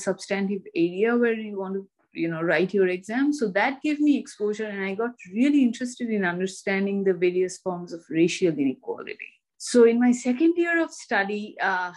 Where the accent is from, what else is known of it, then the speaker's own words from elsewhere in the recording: Kolkata, West Bengal, India; moved away as an adult; also born or lived in Delhi, India; now in United States; I grew up in India and I studied, I grew up in Kolkata and I studied in Presidency College, Kolkata